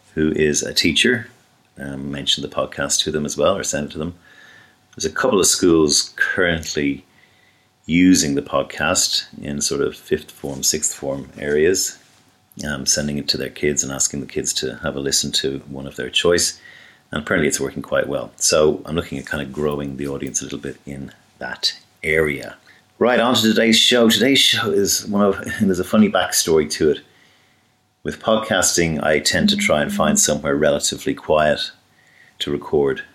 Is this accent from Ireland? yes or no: yes; Dublin, Leinster, Ireland; in Dublin in the 70s when I was growing up